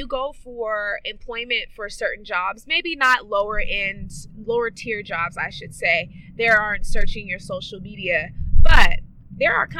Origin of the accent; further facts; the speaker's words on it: Oakland, California, United States; I am from East Oakland, California